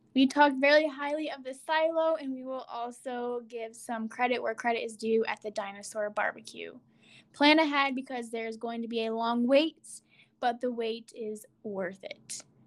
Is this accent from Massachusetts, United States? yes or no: no; New York, United States; being born and raised in New York and traveling all over the place